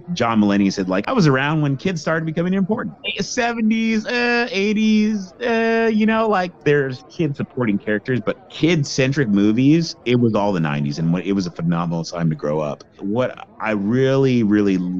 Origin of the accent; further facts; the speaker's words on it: La Mirada, California, United States; growing up in La Mirada was a phenomenal childhood